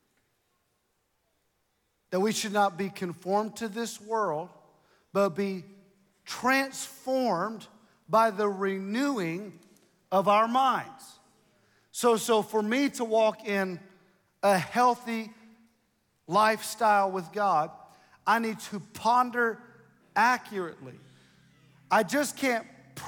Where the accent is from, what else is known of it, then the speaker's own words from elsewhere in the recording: Ohio, United States; I'm from Ohio